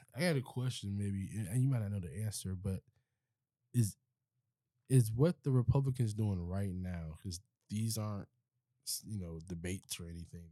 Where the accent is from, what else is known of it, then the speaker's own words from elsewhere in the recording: Charleston, South Carolina, United States; I'm from Charleston